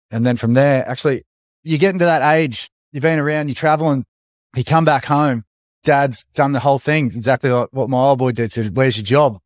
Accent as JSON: {"language": "English", "area": "Sunshine Coast", "region": "Queensland", "country": "Australia", "tie": "born or raised there", "said": "Growing up on the Sunshine Coast"}